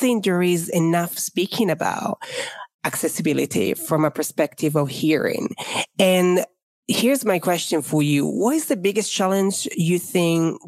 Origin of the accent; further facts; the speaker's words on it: Italy; now in England, United Kingdom; I live in England, but obviously I'm from Italy